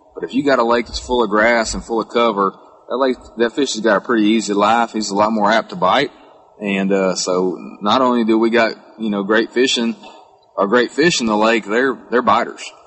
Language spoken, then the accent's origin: English; Central Texas, United States; growing up in Texas and around tournament fishing